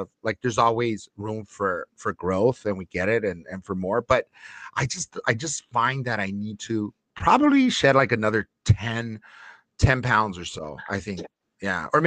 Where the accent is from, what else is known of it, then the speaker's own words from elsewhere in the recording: Los Angeles, California, United States; my stomping grounds back when I grew up in Lincoln Heights by Dodger Stadium